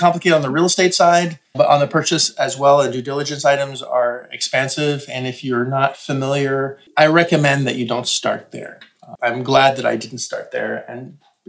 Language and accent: English; Canada; Now, I'm Canadian